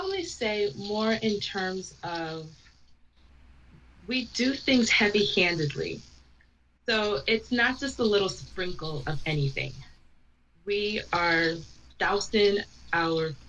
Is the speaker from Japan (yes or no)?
no; Jamaica; I was born and raised, I was born in Jamaica, and I was raised around West Indian, specifically Jamaican cooking